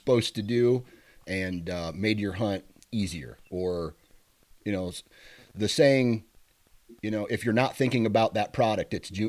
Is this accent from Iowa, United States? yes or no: yes; Iowa, United States; Iowa, my home state.